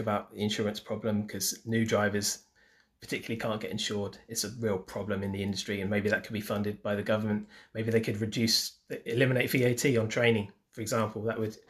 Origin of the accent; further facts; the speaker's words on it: United Kingdom; we're British